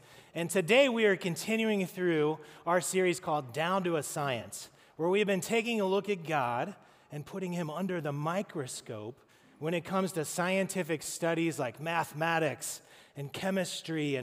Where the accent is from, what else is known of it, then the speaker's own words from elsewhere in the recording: Madeira, Ohio, United States; I'm from Madeira, I'm always going to be a Mustang baby